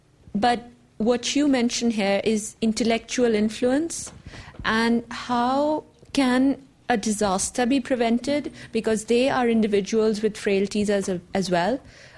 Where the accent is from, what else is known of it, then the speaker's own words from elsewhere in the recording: Pakistan; I come from Pakistan.